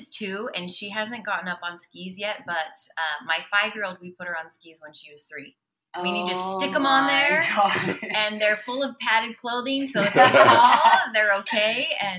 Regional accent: Salt Lake City, Utah, United States; I'm from Salt Lake City, Utah.

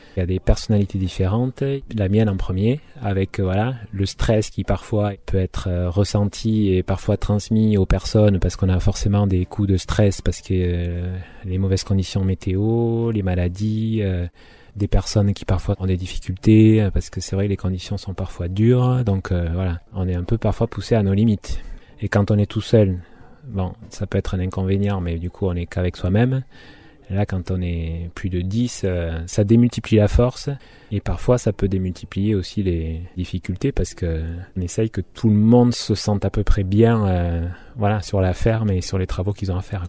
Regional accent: Orthez, Nouvelle-Aquitaine, France; also born or lived in Paris / Basque Country; now in Hasparren, France; je suis natif du Béarn, d'Orthès

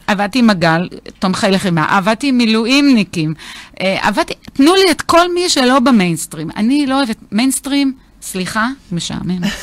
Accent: Beersheba, Southern District, Israel; now in Even Yehuda, Israel; אני נולדתי וגדלתי בהארדקור באר שבע

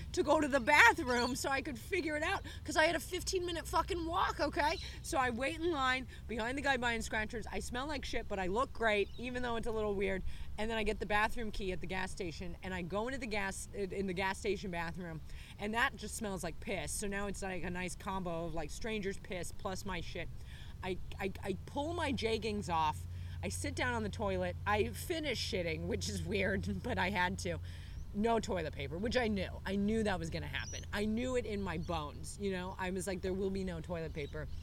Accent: United States; now in Australia; I'm American

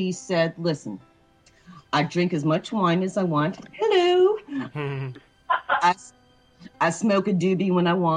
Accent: New York, United States; also born or lived in Los Angeles; now in Oregon, United States; I'm a New Yorker born and bred

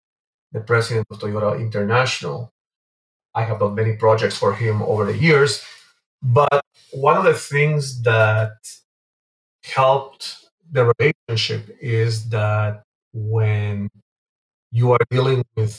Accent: Venezuela; English is a second language; also born or lived in Guatemala City, Guatemala; now in Canada; So, basically, I'm originally from Guatemala City. I was born in Guatemala, grew up in Venezuela.

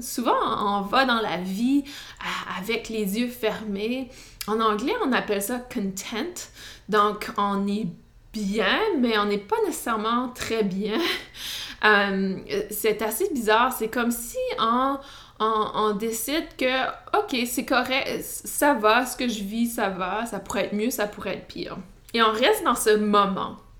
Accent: New Brunswick, Canada; accent: Canadian, Acadian; Vous allez sûrement entendre mon accent canadien. Et non, je ne suis pas du Québec, mais plutôt du Nouveau-Brunswick. Et euh, j'ai grandi euh, dans une communauté francophone

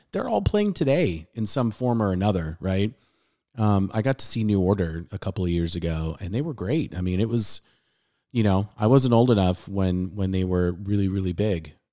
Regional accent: San Diego, California, United States; I'm playing a lot of tracks that I listened to growing up in San Diego on local radio station 91X

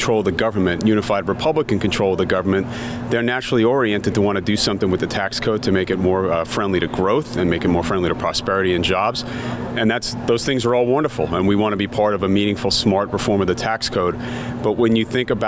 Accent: New York City, New York, United States; I was born and raised in New York City

